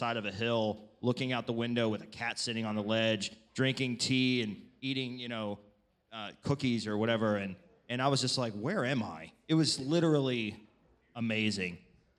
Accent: United States; I pretended like I had an accent the whole time, so everybody knew I was from America.

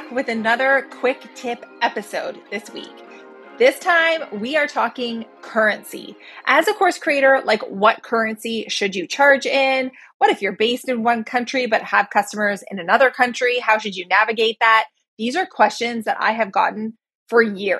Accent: Canada; being a Canadian

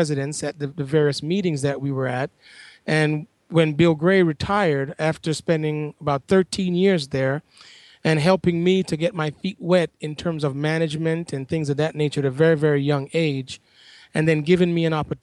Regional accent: Kingston, Jamaica; moved away as an adult; also born or lived in Washington, D.C. / Charlotte, North Carolina; now in Ithaca, United States; I'm originally from Kingston, Jamaica, and growing up there

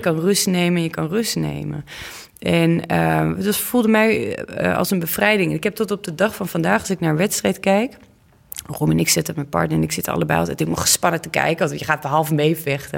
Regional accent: Oss, North Brabant, Netherlands; de burgemeester van Ols, waar ik vandaan kom, dat was een man.

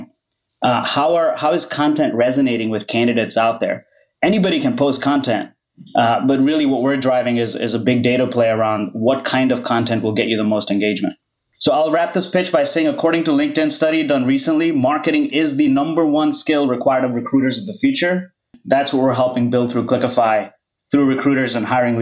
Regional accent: India; I grew up in India

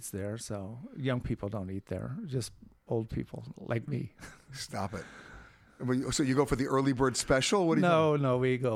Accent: California, United States; California. Give me a break.

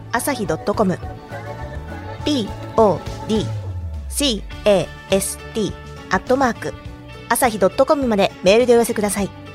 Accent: Shizuoka, Japan; 地元が静岡で出身

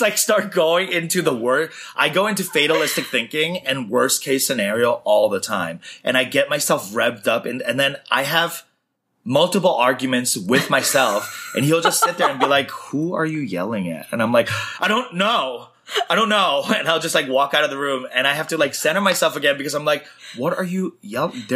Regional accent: New York City, New York, United States; moved away as an adult; also born or lived in San Francisco / Chicago; now in Los Angeles, United States; growing up in Flushing, there wasn't a lot of people like me

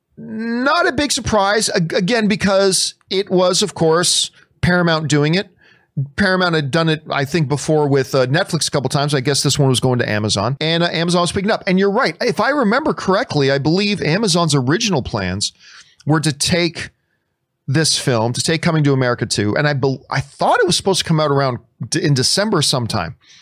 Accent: Canada; I'm Canadian

